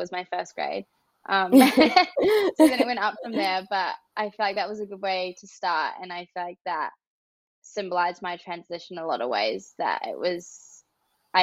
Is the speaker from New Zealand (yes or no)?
yes; New Zealand; moved away; I'm from New Zealand originally.